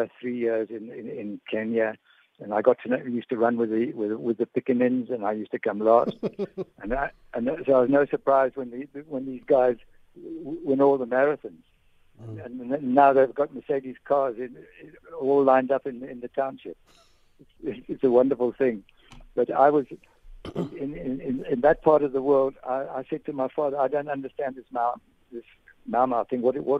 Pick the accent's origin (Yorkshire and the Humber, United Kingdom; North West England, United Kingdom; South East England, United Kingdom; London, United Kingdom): North West England, United Kingdom; Manchester; born there; I was born in Manchester.